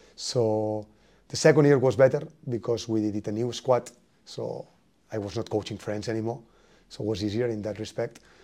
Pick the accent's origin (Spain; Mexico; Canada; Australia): Spain; English is a second language; moved away as an adult; now in Norwich, United Kingdom; I come from Spain